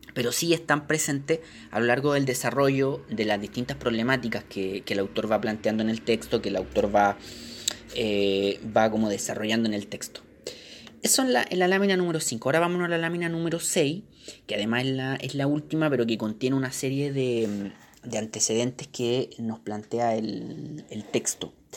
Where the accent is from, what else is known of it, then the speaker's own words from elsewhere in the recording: Chile; nosotros como chilenos